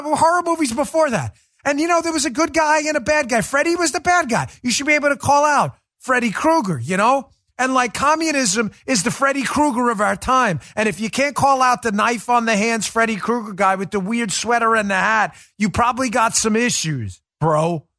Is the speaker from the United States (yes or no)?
yes; Queens, New York, United States; I know it's not appropriate, the language, but gosh, I grew up in Queens, New York, and cursing was a way of life.